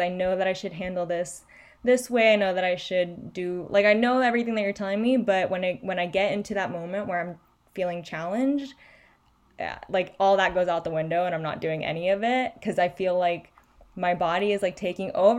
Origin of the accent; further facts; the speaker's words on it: Chile; moved away; I grew up in Chile